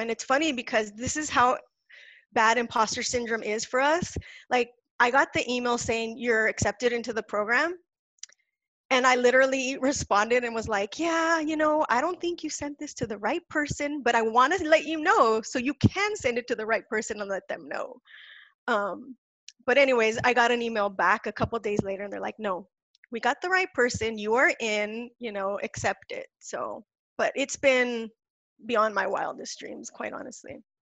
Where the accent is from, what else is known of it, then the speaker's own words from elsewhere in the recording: California Mexico border, United States; I was born near the California Mexico border